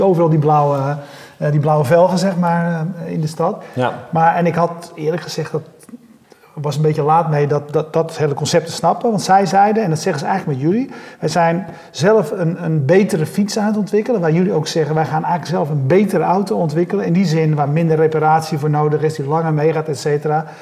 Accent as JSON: {"language": "Dutch", "town": "Nieuwkoop", "region": "South Holland", "country": "Netherlands", "said": "ik kom uit Nieuwkoop, uh, 7000 inwoners zeg maar, of 10.000 inwoners"}